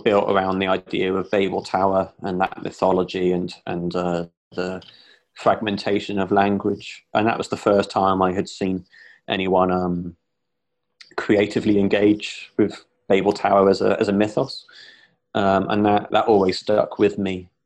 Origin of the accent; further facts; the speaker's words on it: Gloucester, South West England, United Kingdom; moved away as an adult; now in Bristol, United Kingdom; Growing up in Gloucester, which is another city in the southwest